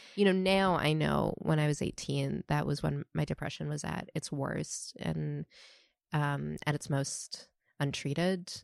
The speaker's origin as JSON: {"language": "English", "town": "Toronto", "region": "Ontario", "country": "Canada", "moved": "yes", "lives_now": "New York City, United States", "said": "I currently live in New York City, but I'm from Toronto."}